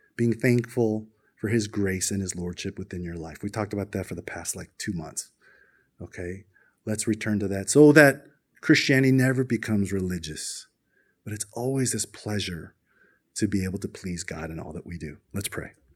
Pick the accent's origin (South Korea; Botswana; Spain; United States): South Korea; we as Koreans, we're the majority crowd.